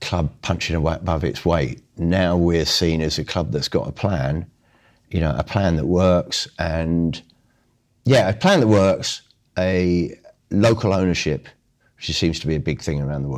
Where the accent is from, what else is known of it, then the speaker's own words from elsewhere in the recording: Brighton, South East England, United Kingdom; you say England, and they go, which part? You go Brighton.